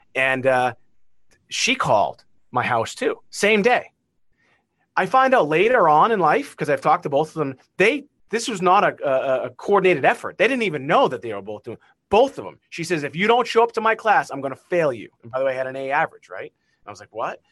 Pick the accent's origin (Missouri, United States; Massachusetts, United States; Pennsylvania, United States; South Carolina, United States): Massachusetts, United States; Beverly; accent: Massachusetts; where I grew up in Beverly, Massachusetts